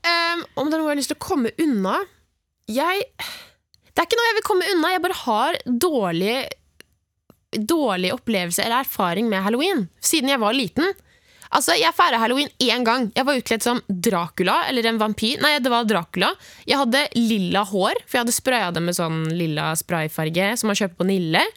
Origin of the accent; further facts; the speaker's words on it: Oslo, Norway; hjemme i Oslo, der hvor mamma og pappa bor, der, der jeg vokste opp